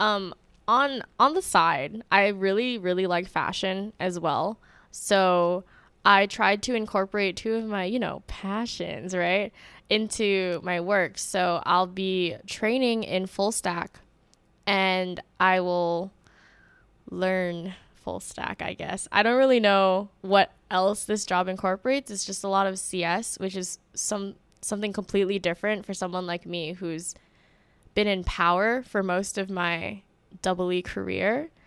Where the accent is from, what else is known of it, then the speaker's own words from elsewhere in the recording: Honolulu, Hawaii, United States; my hometown is Honolulu, Hawaii.